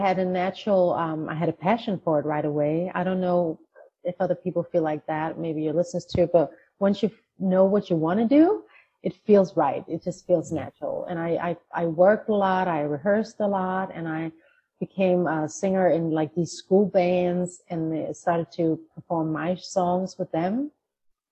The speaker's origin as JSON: {"language": "English", "country": "Denmark", "tie": "born or raised there", "moved": "yes", "said": "I grew up in a small town in Denmark with my Danish mother."}